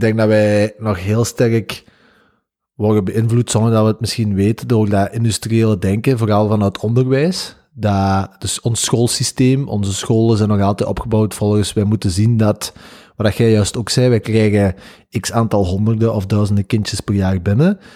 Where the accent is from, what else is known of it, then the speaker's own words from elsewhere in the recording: the Campine, Kempen, Belgium; bij ons in de Kempen